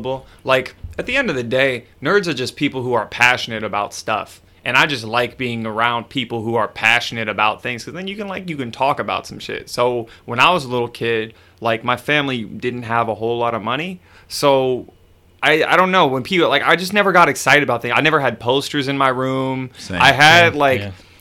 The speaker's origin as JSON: {"language": "English", "town": "Canton", "region": "Michigan", "country": "United States", "moved": "yes", "lives_now": "New York, United States", "said": "I'm like from Canton, which is a suburb of Detroit"}